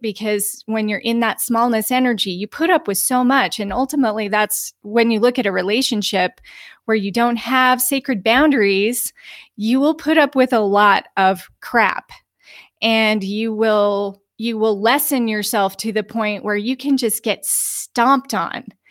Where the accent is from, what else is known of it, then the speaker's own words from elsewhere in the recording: Utah, United States; also born or lived in Aspen, Colorado; now in Sedona, United States; I come from the mountains. I was born in Utah